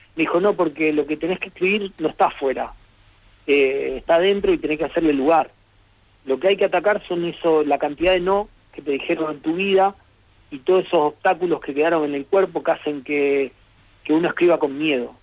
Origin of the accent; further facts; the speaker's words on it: Rosario, Santa Fe, Argentina; como yo soy de Rosario, en Rosario incluso no respetamos las S